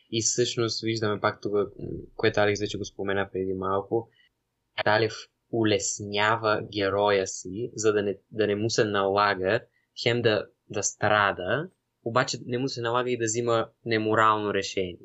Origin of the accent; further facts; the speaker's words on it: Bulgaria; ние тази идея си я имаме по принцип като българи